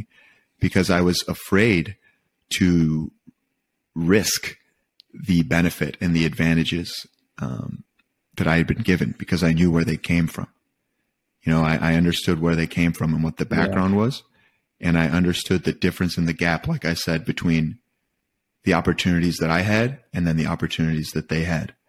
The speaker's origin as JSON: {"language": "English", "region": "Michigan", "country": "United States", "tie": "born or raised there", "said": "I was born and raised in Michigan"}